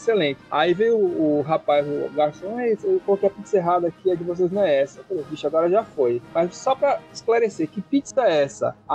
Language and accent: Portuguese; São Paulo, Brazil; Estou em São Paulo, sou de São Paulo, mas estou longe.